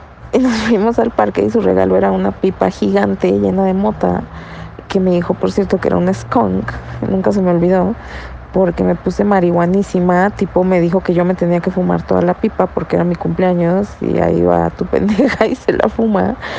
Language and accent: Spanish; Naucalpan, State of Mexico, Mexico; yo soy de Satélite